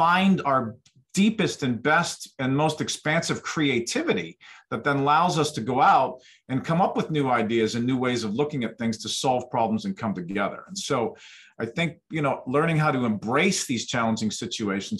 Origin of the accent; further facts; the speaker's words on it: Western Pennsylvania, United States; I grew up in Western Pennsylvania in the 1970s